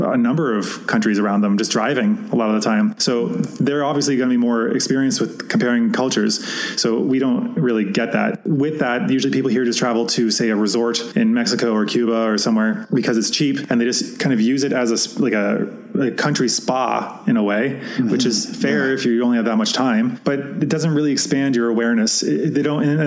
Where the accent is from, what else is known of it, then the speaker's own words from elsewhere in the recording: Canada; a Canadian in my own country